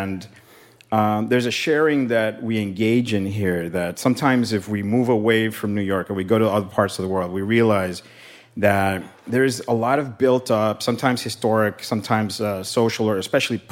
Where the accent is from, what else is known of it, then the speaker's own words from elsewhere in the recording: Barcelona, Catalonia, Spain; when I was born in Spain and in Barcelona